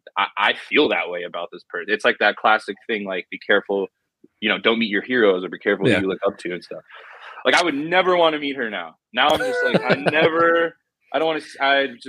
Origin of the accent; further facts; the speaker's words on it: Southern California, United States; growing up in Southern California.